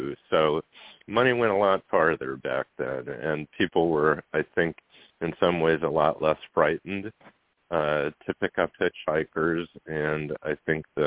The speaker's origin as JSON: {"language": "English", "town": "Goshen", "region": "Indiana", "country": "United States", "tie": "born or raised there", "also_born_or_lived": "Fort Leonard Wood, Missouri", "said": "moved to Goshen, Indiana, and that's where I grew up."}